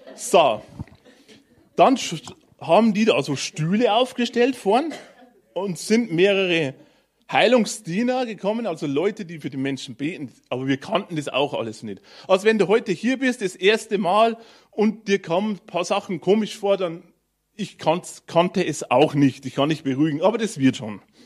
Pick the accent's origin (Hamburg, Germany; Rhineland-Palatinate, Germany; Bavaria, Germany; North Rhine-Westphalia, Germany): Bavaria, Germany; Bavarian Forest, Germany; drunten bei uns im Bayerischen Wald